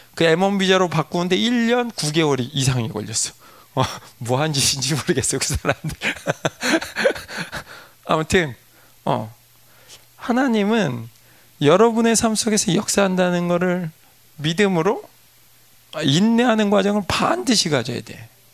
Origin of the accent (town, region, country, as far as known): South Korea; moved away; also born or lived in United States